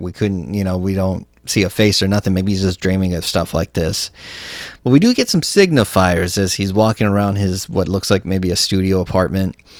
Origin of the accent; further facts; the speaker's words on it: Texas, United States; I'm from Texas